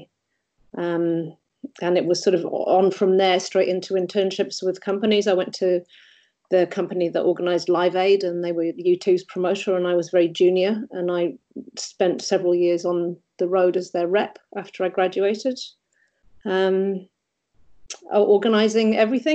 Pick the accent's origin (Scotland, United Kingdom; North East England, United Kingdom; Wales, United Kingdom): North East England, United Kingdom; Durham; moved away as an adult; now in New Zealand; I'm from England originally, and I went to a normal primary school, which happened to have a very good team of music teachers. I think it was because we were in Durham